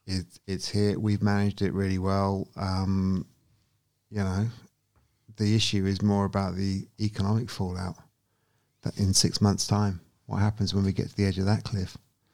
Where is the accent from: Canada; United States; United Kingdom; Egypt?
United Kingdom; I'm British.